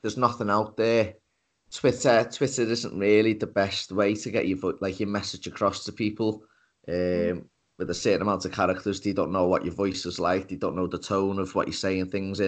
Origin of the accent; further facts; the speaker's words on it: Liverpool, North West England, United Kingdom; I'm from Liverpool in the UK